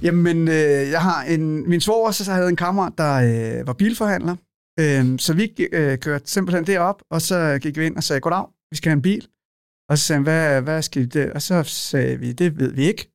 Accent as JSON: {"language": "Danish", "town": "Lejre", "region": "Zealand", "country": "Denmark", "tie": "born or raised there", "also_born_or_lived": "Copenhagen, Denmark / Maine, United States", "said": "Lejre, hvor jeg er opvokset"}